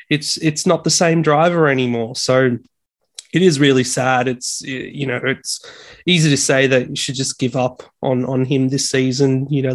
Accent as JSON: {"language": "English", "country": "Australia", "said": "I'm Aussie."}